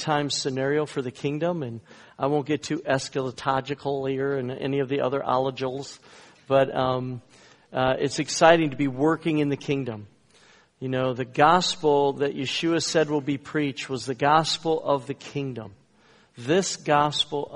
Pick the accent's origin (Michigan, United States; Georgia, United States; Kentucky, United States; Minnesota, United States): Minnesota, United States; moved away as an adult; also born or lived in US West Coast / US East Coast; I was raised in Minnesota. You might hear a little bit of that skosh and you betcha coming out of me a little bit once in a while